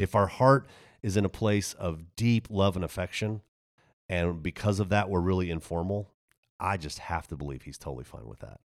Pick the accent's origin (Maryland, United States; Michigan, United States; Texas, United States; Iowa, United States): Texas, United States; moved away; also born or lived in Germany / Waco, Texas / Denver; I grew up in Texas